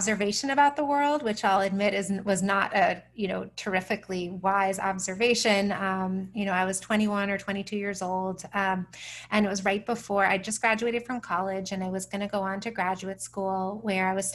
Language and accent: English; United States; as an American